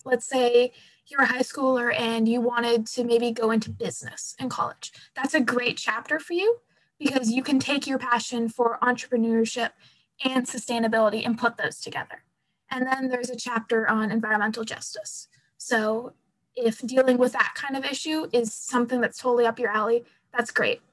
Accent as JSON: {"language": "English", "region": "Pacific Northwest", "country": "United States", "said": "I'm from the Pacific Northwest, so trees are kind of just a fact of life"}